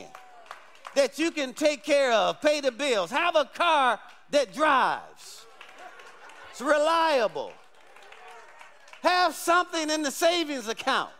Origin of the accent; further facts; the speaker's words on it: Detroit, Michigan, United States; I grew up in Detroit